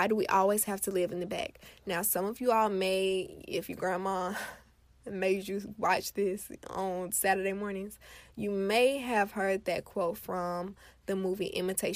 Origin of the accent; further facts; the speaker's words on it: Florida, United States; I am from Florida